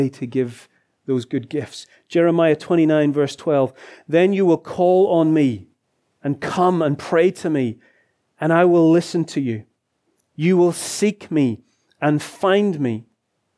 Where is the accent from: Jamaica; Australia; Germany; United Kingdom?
United Kingdom; Lisburn, Northern Ireland; moved away as an adult; my hometown of Lisburn